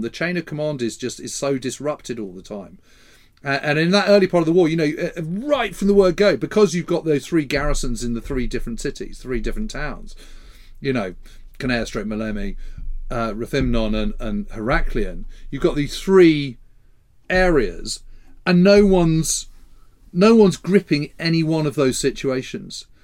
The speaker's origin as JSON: {"language": "English", "country": "United Kingdom", "said": "as a Brit, as a British historian"}